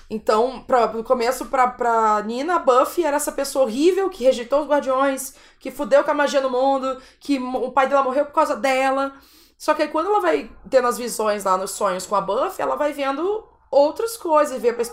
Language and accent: Portuguese; Brazil; eu sou brasileira, sou francesa